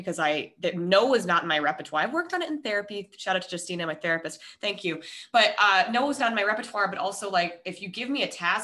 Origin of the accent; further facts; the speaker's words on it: Denver, Colorado, United States; moved away as an adult; also born or lived in Minnesota; now in San Diego, United States; I'm originally from Denver. Well, I was born in Minnesota, then moved to Denver after college, or I've lived in Colorado since I was 10